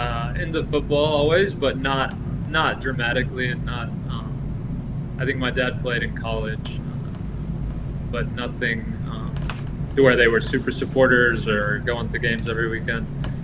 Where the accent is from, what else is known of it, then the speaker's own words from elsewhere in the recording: Colombia; now in United States; Millonarios in Bogota. That was the club that I kind of learned to support a bit from a distance.